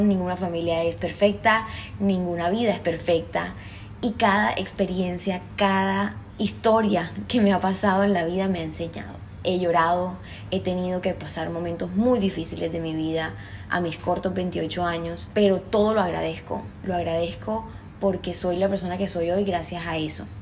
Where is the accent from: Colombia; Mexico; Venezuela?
Colombia; Cartagena, Bolívar; accent: costeño; soy cartagenera de Colombia, así que soy costeña. Si se me sale algún golpeadito ahí en el acento ya saben por qué